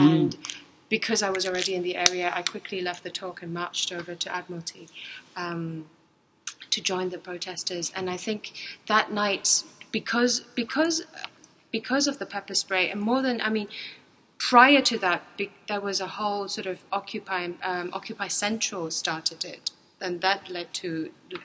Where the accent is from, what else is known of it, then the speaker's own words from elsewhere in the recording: Hong Kong; moved away as an adult; also born or lived in Europe; I grew up in Hong Kong. I did my whole education here.